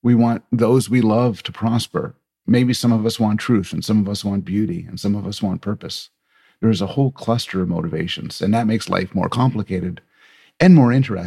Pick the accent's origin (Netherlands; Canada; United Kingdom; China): Canada; I'm Canadian